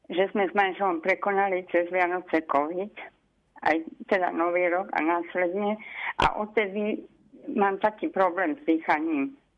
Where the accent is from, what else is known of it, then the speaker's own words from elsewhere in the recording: Levice, Nitra Region, Slovakia; ako keď sme boli deti a sme cestovali treba z Levíc do na Hronskú Dubravu, že tie vlaky, viete, boli také sadzové